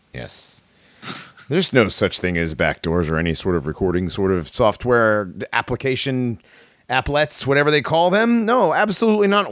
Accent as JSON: {"language": "English", "region": "Connecticut", "country": "United States", "tie": "born or raised there", "said": "I grew up in Connecticut."}